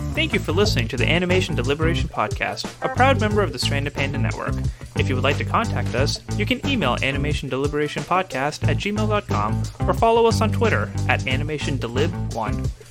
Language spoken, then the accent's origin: English; Pakistan; my culture as a Muslim, as a Pakistani